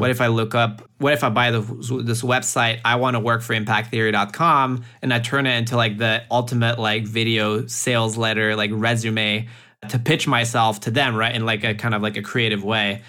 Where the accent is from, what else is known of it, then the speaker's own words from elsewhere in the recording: northeast France, France; moved away as an adult; also born or lived in Silicon Valley; I grew up in France, in the northeast of France, like a little small wine growing region